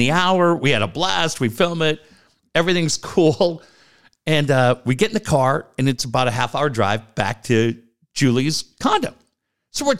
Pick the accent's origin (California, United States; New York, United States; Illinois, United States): California, United States; San Diego; I'm from San Diego